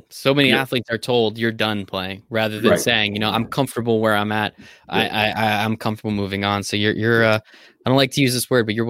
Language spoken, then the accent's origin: English; Northeast, United States; I'm from the Northeast